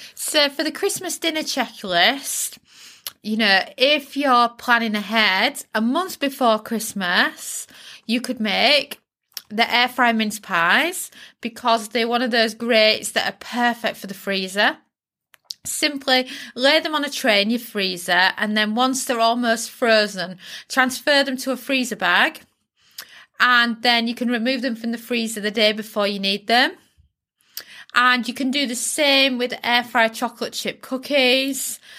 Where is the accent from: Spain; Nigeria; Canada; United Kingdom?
United Kingdom; being British